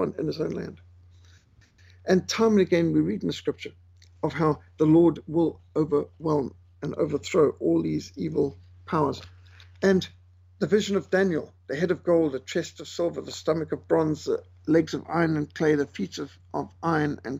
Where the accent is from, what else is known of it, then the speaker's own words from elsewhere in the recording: Zimbabwe; also born or lived in South Africa; growing up in Rhodesia